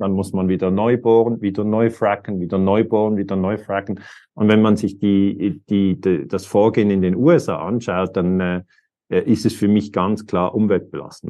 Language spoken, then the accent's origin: German; Switzerland; für mich als Schweizer